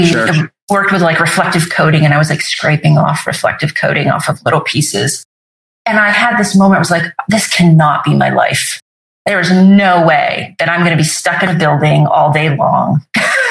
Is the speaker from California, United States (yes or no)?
no; Vermont, then New Hampshire, United States; also born or lived in Sicily, Italy; I was born in Sicily. And then when I was about 18 months, they decided to move back. He was honorably discharged from the Navy and my parents moved to Vermont. And they first moved to Vermont and then eventually to New Hampshire.